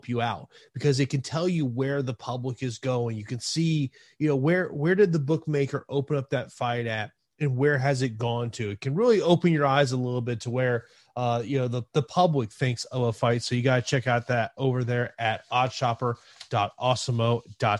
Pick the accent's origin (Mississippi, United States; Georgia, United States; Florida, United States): Florida, United States; Tampa; my hometown here of Tampa